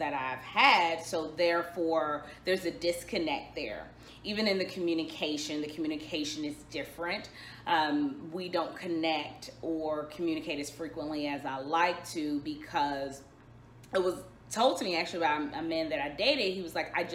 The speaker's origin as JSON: {"language": "English", "town": "Dallas", "region": "Texas", "country": "United States", "said": "I am from Dallas, Texas"}